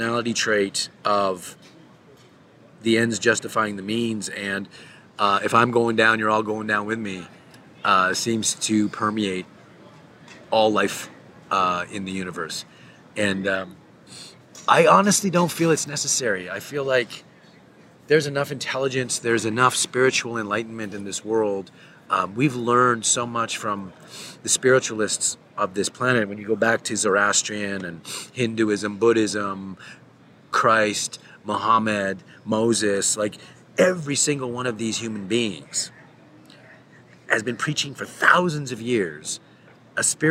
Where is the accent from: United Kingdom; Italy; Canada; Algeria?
Canada; I'm a Canadian